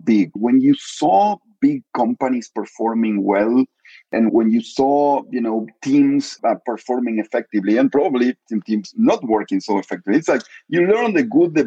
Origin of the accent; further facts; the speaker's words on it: Argentina; moved away; I'm Argentinian. I was born in Argentina